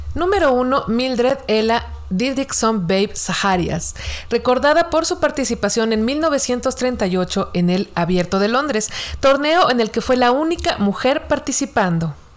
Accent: Mexico; como mexicanos

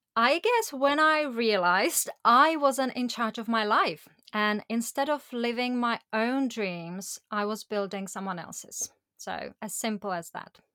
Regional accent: Prague, Czechia; moved away as an adult; I went on to build my life career in Prague, in my hometown

